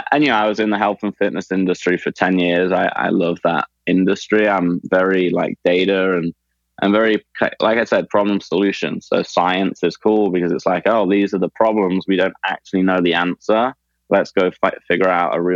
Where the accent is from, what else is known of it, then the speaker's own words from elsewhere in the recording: Leicester, East Midlands, United Kingdom; when I say oh, I'm from England, they go, oh, wow, London, London's great. It'd be cool to live there. But that's like saying, oh, I'm from America. I live in New York, right? It's not always the same in different parts of England. So Leicester was a, a smaller city